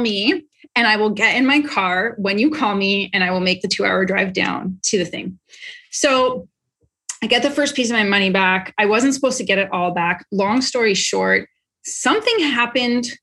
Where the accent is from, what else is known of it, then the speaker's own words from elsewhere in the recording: Canada; moved away; I'm Canadian